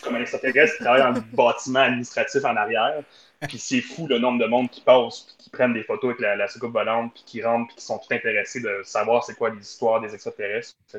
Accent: Hearst, Ontario, Canada; je suis né direct dans Hearst

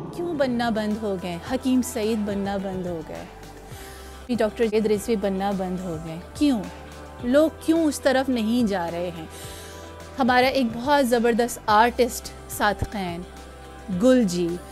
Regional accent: Karachi, Sindh, Pakistan; میں کراچی کی رہنے والی

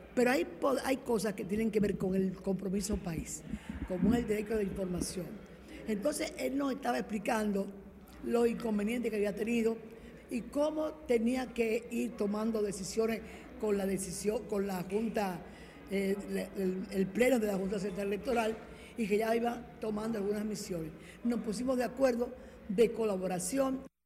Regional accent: Dominican Republic

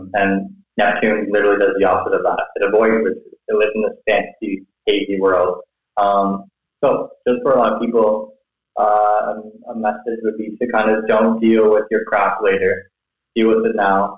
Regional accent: close to Toronto, Ontario, Canada; moved away as an adult; now in Thailand; I grew up in Canada, close to Toronto

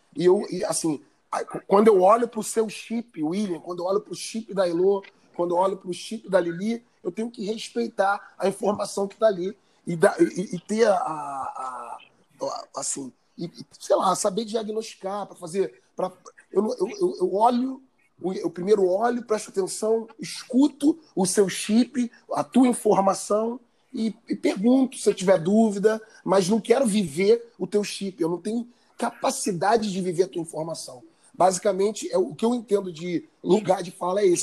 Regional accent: Nova Iguaçu, Rio de Janeiro, Brazil; de Nova Iguaçu, que é a Baixada Fluminense, onde eu cresci

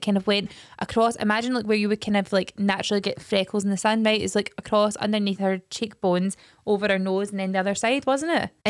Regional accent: Scotland, United Kingdom; we are Scottish

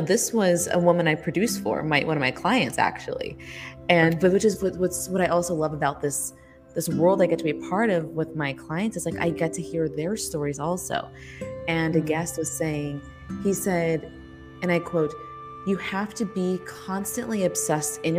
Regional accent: California, United States; I'm from California

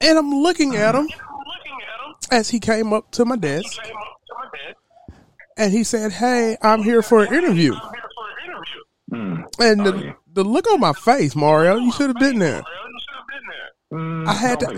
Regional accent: Louisiana, United States; I'm from Louisiana

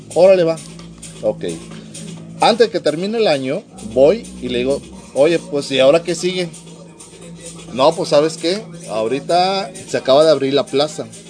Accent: Mexico City, Mexico; also born or lived in Tampico, Tamaulipas; now in Mexicali, Mexico; Soy originario de la Ciudad de México, del CDMX, pero por muchos años estuve en Tampico, Tamaulipas

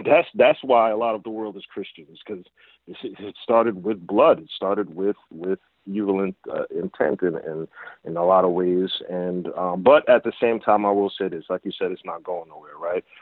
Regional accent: Essex County, New Jersey, United States; I grew up in Essex County

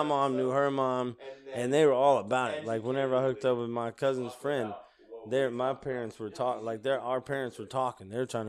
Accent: Mississippi, United States; also born or lived in Japan / Pittsburgh, Pennsylvania; I was born in Mississippi. At 2 years old, I flew to Japan. Lived there till I was 8. Then they shipped me back to Mississippi. First, I went to Pittsburgh, Pennsylvania. Then I ended up in Mississippi. But I was back in Mississippi.

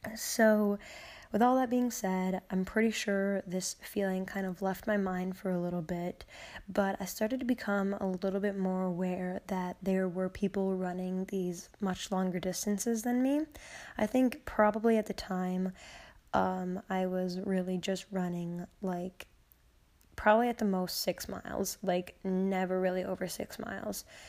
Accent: Peru, United States; my hometown, um, in Peru on a road called Winding Brook

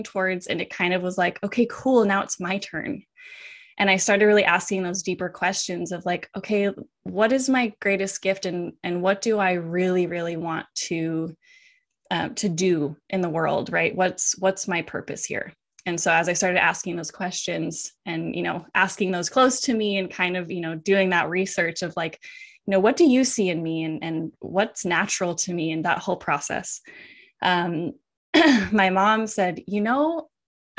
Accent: Washington, United States; moved away as an adult; also born or lived in Hawaii; I moved from Hawaii back to Washington where I grew up.

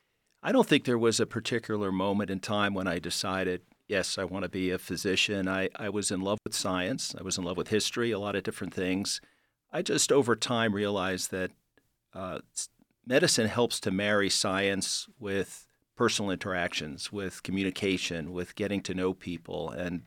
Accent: New York City, New York, United States; Well, I grew up in New York City, and it was an interesting time. It was 60s and 70s. It was a challenging time in New York, but also an incredibly dynamic place to be.

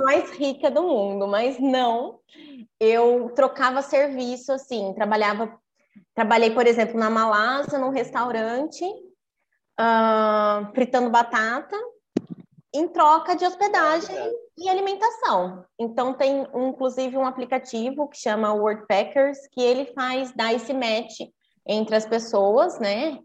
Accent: Brazil; sempre tive de tudo aqui no Brasil

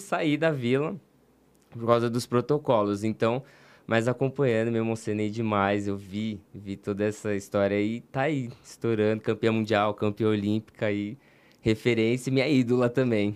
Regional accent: São Paulo, Brazil; also born or lived in Rio de Janeiro; eu sou de São Paulo

